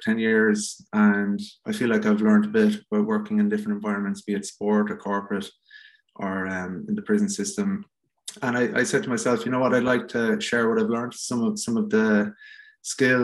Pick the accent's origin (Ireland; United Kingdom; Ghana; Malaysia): Ireland; Cork, Munster; I grew up in Bishopstown in Cork